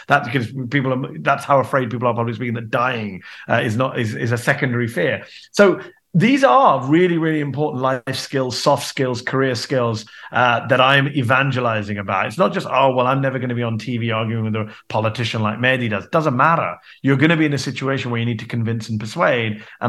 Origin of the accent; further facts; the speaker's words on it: United Kingdom; now in United States; I'm a British American now, and I think it's the British side of me that's contributing to that.